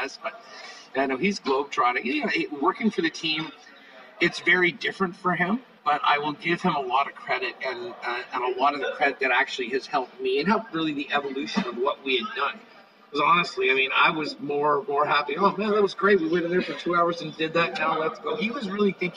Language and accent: English; Canada; being Canadian